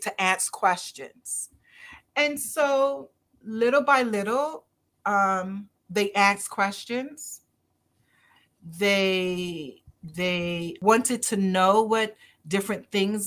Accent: Barbados; I'm Caribbean, as are you. I'm from Barbados

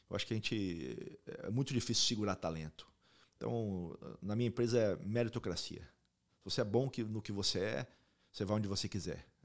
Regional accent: Brazil; Primeiramente, eu sou brasileiro, patriota, Brasil está tá tá, tá aí no meu, no meu coração, como Espanha está no meu coração e como os Estados Unidos também

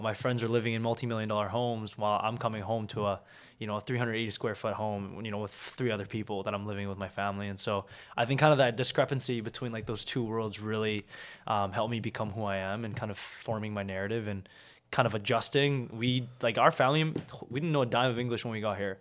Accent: Vancouver, British Columbia, Canada; also born or lived in South Korea; I grew up in Korea, South Korea. Um, I was born and raised there until I was seven.

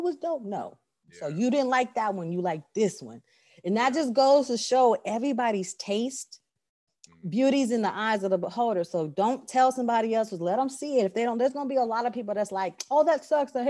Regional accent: California, United States; now in Texas, United States; I grew up in Cali.

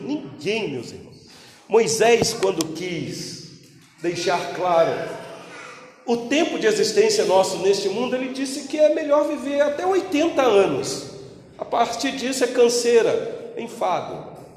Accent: Brazil; Nós que somos brasileiros

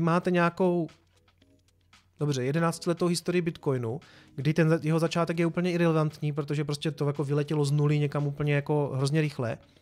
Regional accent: Czechia

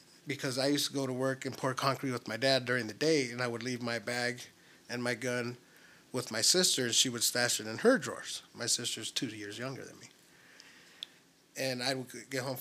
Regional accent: Tempe, Arizona, United States; also born or lived in Guaymas, Sonora, Mexico; I grew up in Tempe, Arizona, and in Mexico, in Sonora

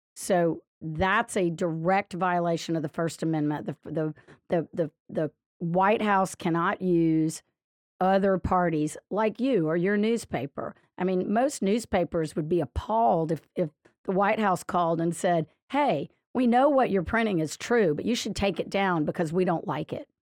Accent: Lafayette, Louisiana, United States; now in Baton Rouge, United States; I grew up in Lafayette and lived most of my life there

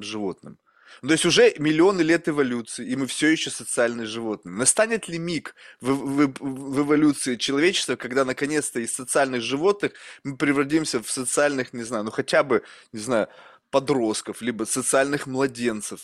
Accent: Russia; moved away; also born or lived in United States; рождён я в России, я американский гражданин

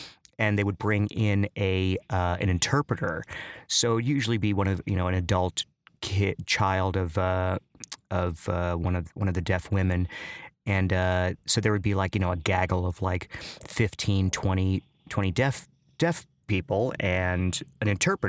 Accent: Chicago, Illinois, United States; You know, I grew up in Chicago, which seems like it would be like a very, you know, rich in culture and stuff. But I actually grew up in the city of Chicago, but in one of the most culturally devoid of culture areas in Chicago, just on the southwest side.

